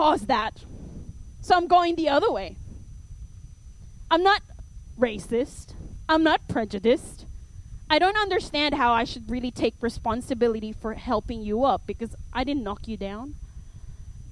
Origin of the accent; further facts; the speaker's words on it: Philippines; accent: Filipino; my Filipino accent